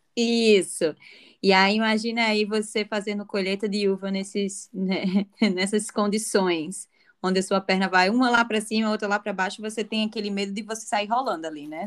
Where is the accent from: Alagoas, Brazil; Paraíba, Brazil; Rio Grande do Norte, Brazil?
Rio Grande do Norte, Brazil; Natal; moved away as an adult; also born or lived in Argentina / Europe; now in Barossa Valley, Australia; sendo natalense